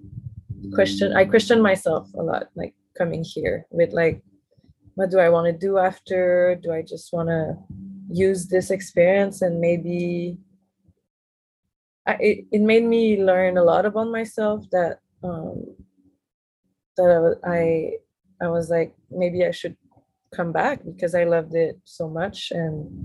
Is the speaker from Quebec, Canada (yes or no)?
yes; Montreal, Quebec, Canada; moved away as an adult; now in Hawaii, United States; So I come from Montreal, which is a big city.